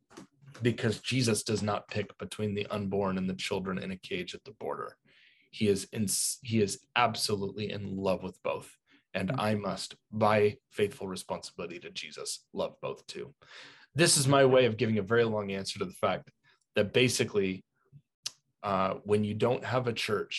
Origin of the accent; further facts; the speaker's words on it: United States; As an American